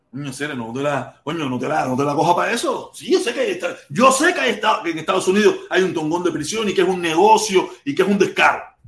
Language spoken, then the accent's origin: Spanish; Cuba; moved away; Yo me fui de Cuba detestando mi país. Yo quería ser de cualquier parte del mundo cuando vivía en Cuba